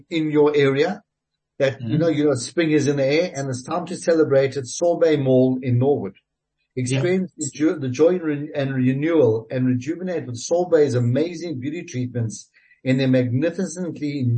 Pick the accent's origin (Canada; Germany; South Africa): South Africa; being a South African